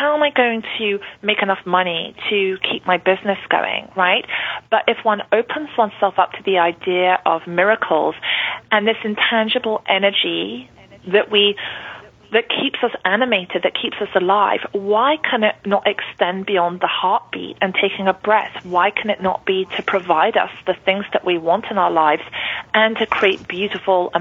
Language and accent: English; London, United Kingdom; growing up in London, I know it was the rat race for me.